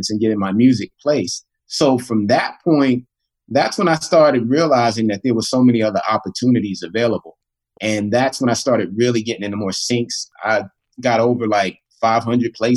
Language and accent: English; New York City, New York, United States; I grew up in Queens, New York